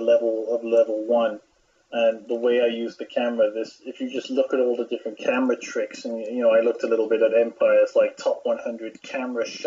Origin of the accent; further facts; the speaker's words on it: United Kingdom; I'm a British person